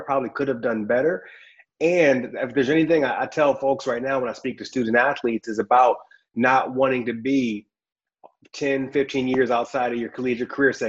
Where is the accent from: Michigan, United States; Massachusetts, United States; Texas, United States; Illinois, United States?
Michigan, United States; I'm from Michigan where it snows a lot.